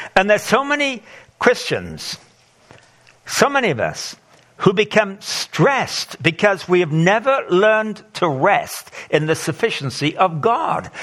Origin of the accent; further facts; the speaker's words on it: England, United Kingdom; moved away as an adult; also born or lived in Zimbabwe; I grew up in England